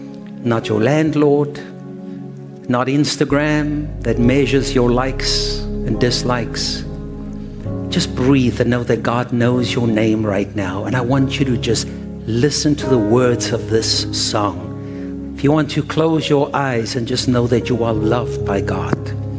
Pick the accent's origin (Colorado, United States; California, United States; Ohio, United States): Ohio, United States; born there; I was born in Ohio.